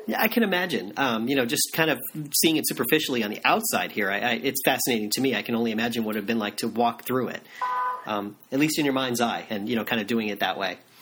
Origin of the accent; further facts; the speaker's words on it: Florida, United States; I grew up in Florida